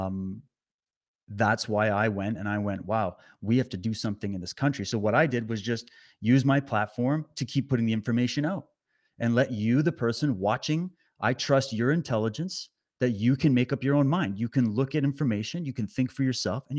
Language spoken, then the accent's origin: English; Canada; also born or lived in British Columbia; live out in British Columbia, beautiful British Columbia. Born and raised in Canada.